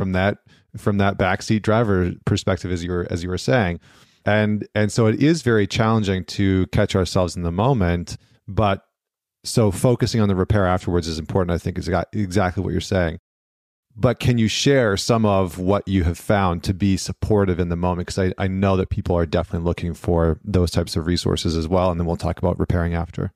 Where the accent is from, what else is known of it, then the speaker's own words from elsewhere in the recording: Northern Alberta, Canada; I grew up in Northern Alberta and Canada